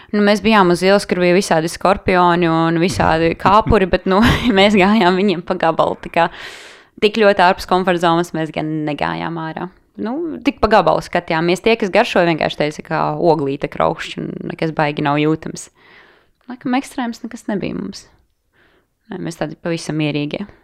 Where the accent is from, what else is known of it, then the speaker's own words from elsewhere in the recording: Latvia; Tu pasaki no Latvijas